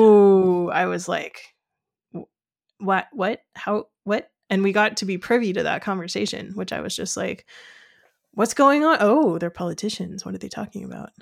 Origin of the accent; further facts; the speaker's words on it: United States; I am an American who's used to reading American books